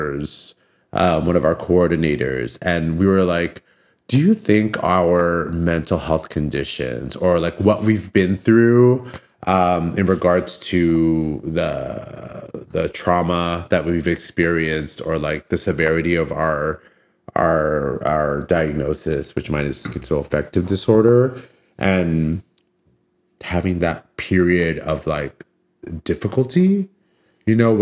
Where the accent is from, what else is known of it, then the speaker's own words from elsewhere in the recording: Daly City, California, United States; from the Bay Area originally, I grew up in Daly City, which is the first city south of San Francisco